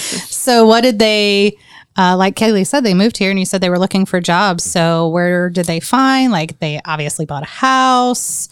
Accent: Indiana, United States; I was from Indiana

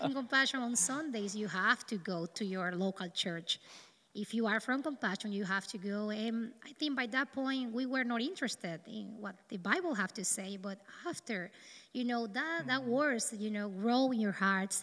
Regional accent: east of the country, Dominican Republic; English is a second language; also born or lived in north of the Dominican Republic; I'm from the Dominican Republic. I born in the north of the country, but due to the lack of jobs and work for my parents, we moved to the east

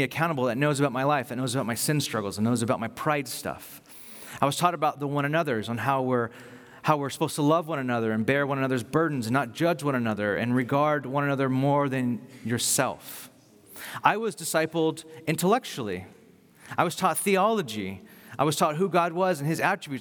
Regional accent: Bakersfield, California, United States; moved away as an adult; now in Carpinteria, United States; the church I grew up in Bakersfield when I came to faith

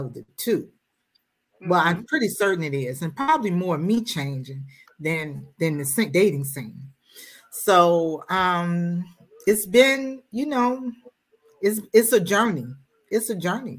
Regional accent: Richmond, Virginia, United States; now in Capitol Heights, United States; I am a native from Richmond, Virginia.

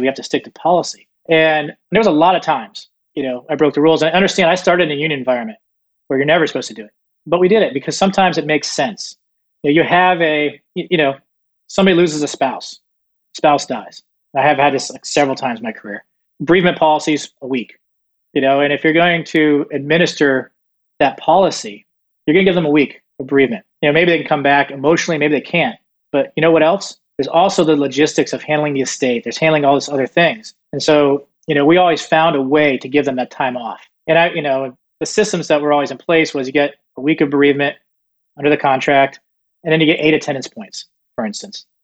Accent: Southeast Florida, United States; also born or lived in Northeast United States; I was born in Northeast and then moved to Southeast Florida. Grew up a fairly normal childhood

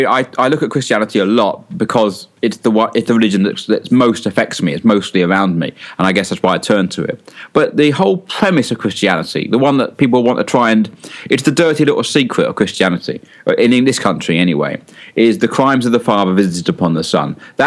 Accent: London, United Kingdom; also born or lived in North of England; I'm from London. I spent most of my life in the north of England. And you'd say you can't get the Cockney out of the Londoner.

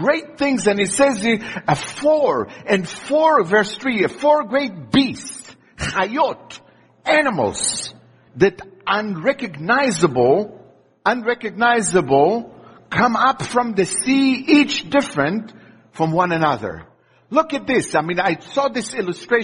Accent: Israel; moved away; I grew up in Israel

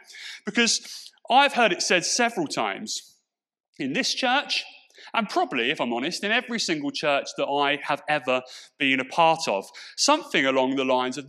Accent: Portsmouth, South East England, United Kingdom; accent: Pompey; my accent has softened quite a bit. But what I've noticed is it only takes me a little bit of time to be around my Portsmouth friends and around that kind of environment, when that old Pompey twang comes flooding back into my vocabulary.

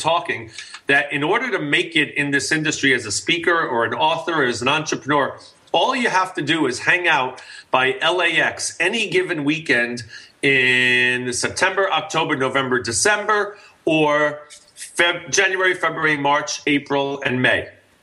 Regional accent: New York, United States; I'm from New York

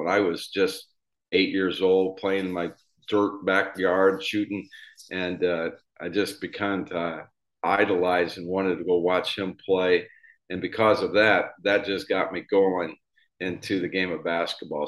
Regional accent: Indiana, United States; I grew up here in Indiana and lived in a small town of 500 people

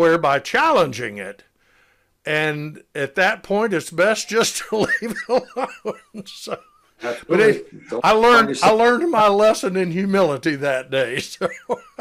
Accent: Decatur, Georgia, United States; I was born and raised in Decatur, which is the county seat of DeKalb County

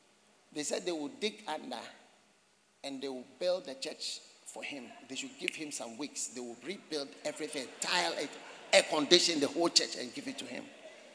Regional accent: Buipe, Savannah Region, Ghana; You are from where? I said, I'm from Buipe.

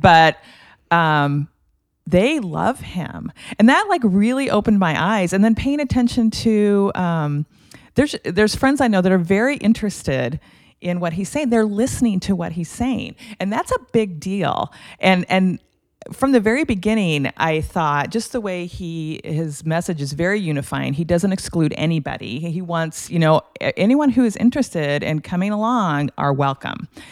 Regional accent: Lincoln, Nebraska, United States; growing up in Lincoln. My dad was a professor at the University of Nebraska

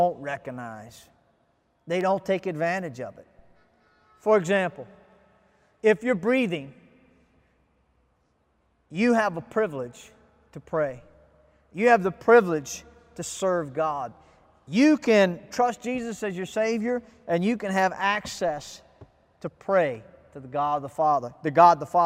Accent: United States; now in Ghana; I'm an American

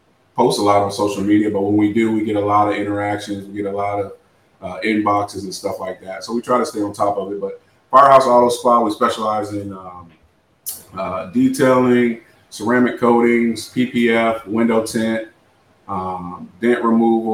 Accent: Newport News, Virginia, United States; now in Jacksonville, United States; I'm from a city called Newport News

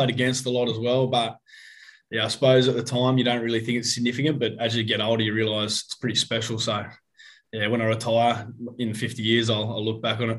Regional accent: Jamberoo, New South Wales, Australia; also born or lived in Sydney; I grew up in Jamberoo, a little small town on the south coast of New South Wales, only 600 people, not a cricketing background at all.

